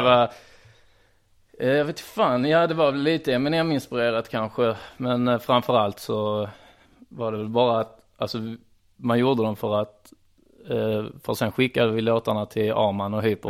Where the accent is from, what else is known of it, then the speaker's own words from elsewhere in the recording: Trelleborg, Skåne, Sweden; Jag är uppvuxen i Trellebäby Ljungestad, det är alltså Trelleborg